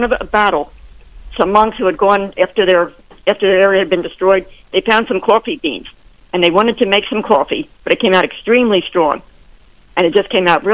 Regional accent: Pennsylvania, United States; my home state of Pennsylvania

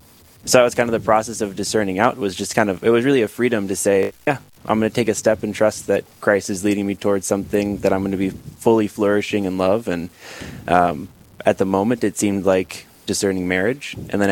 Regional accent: Sioux Falls, South Dakota, United States; I grew up in Sioux Falls. I'm a St. Lambert parishioner, Father John's old parish.

